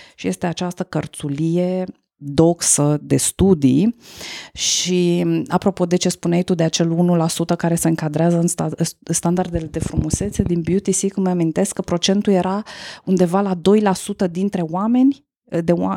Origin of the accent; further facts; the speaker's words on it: Romania; noi, ca români